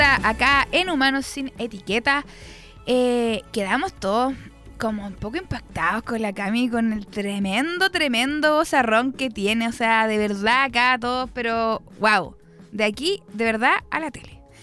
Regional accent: Concepción, Biobío, Chile; Yo también soy muy penquista.

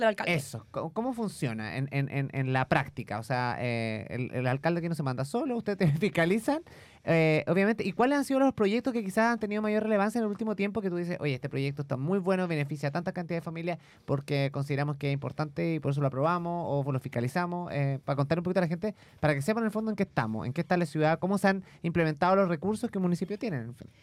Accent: Yumbel, Biobío, Chile; yo soy de Comuna Yumbel

